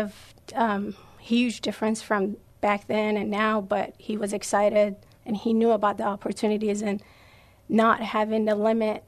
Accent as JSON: {"language": "English", "country": "Iran", "second_language": "English", "moved": "as an adult", "lives_now": "San Antonio, United States", "said": "I'm from Iran, and we came here to the United States in 2013."}